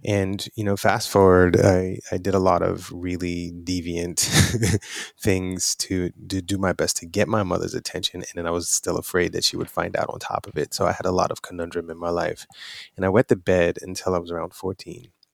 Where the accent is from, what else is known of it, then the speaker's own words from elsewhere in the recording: New York City, New York, United States; I'm from Brooklyn, New York.